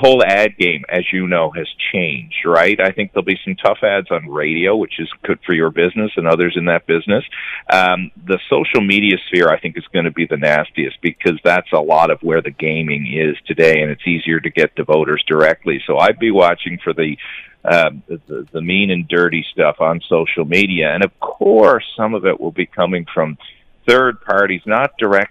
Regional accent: Newfoundland and Labrador, Canada; accent: Newfoundland; in my Newfoundland parlance

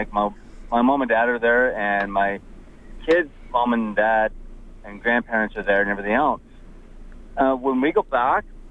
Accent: Belleville, Ontario, Canada; moved away; I'm from Belleville

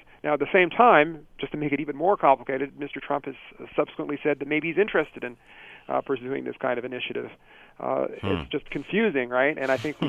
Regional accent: Canada; part of being a Canadian

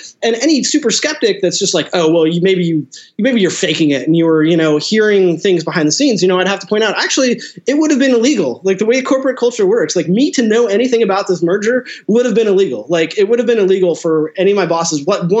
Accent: Seattle, Washington, United States; I'm from Seattle, and you know, I'm pushing 40 now, but growing up in the 90s, you know, it was just all like the grunge stuff.

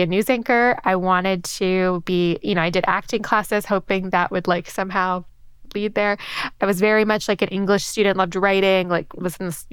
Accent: New York City, New York, United States; I grew up in New York City.

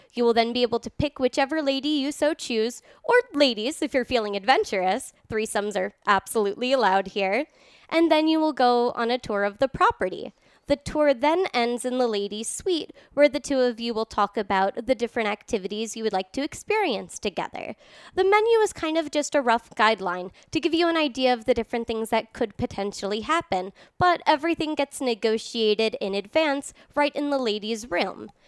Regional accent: New York City, New York, United States; born or raised there; also born or lived in Ireland; now in Reno, United States

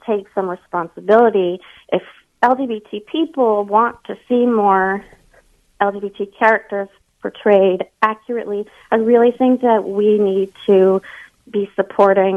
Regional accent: the South, United States; I'm from the South

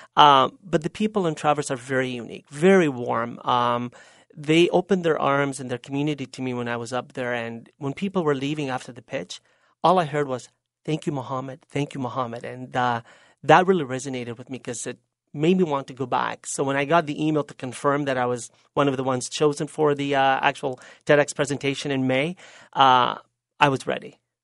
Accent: Lebanon; now in Canada; Lebanon may have been my birthland and may have been my natural mother

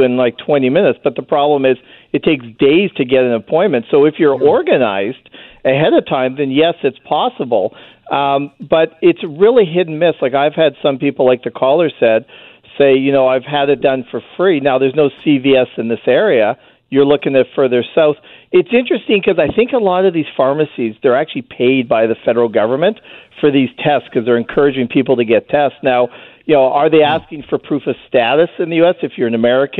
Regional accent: Vancouver, British Columbia, Canada; now in Blaine, United States; I was originally from Vancouver

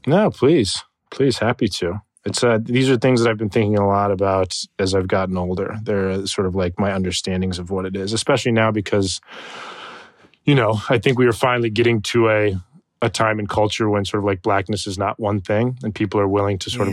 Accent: Tucson, Arizona, United States; I was raised in Tucson, Arizona, for the majority of my childhood

